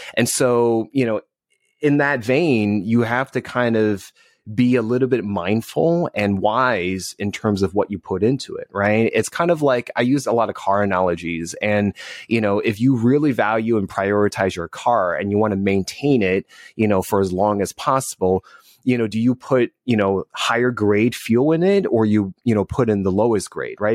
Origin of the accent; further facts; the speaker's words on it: New Jersey, United States; also born or lived in Northeast; now in Southern California, United States; I'm originally from New Jersey